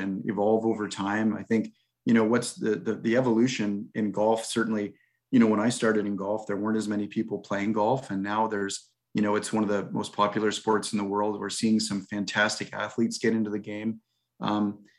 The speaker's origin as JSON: {"language": "English", "town": "Fredericton", "region": "New Brunswick", "country": "Canada", "tie": "born or raised there", "also_born_or_lived": "Victoria / California / Arizona", "moved": "yes", "lives_now": "Vancouver, Canada", "said": "I grew up in Fredericton, New Brunswick"}